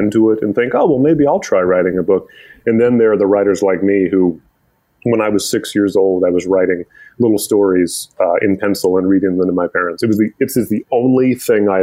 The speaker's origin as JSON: {"language": "English", "town": "Omaha", "region": "Nebraska", "country": "United States", "tie": "born or raised there", "also_born_or_lived": "Arlington", "moved": "as an adult", "lives_now": "Baltimore, United States", "said": "I am from Omaha, Nebraska, originally. I'm very Midwestern."}